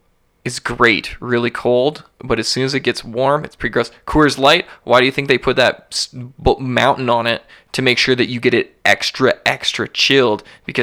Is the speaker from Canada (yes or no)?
yes; Canada; because we're Canadian and it's legally has to be on every single package